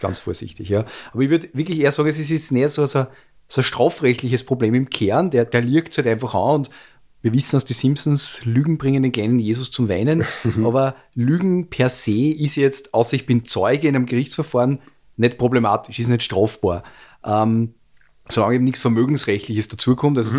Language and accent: German; Austria; bei uns in Österreich